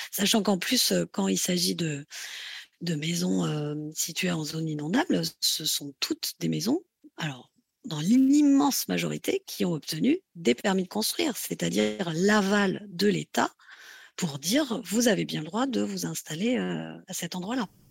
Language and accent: French; France; chez nous en France